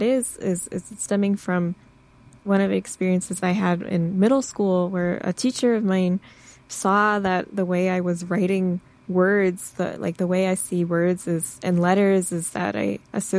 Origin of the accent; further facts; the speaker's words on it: Michigan, United States; I grew up in Michigan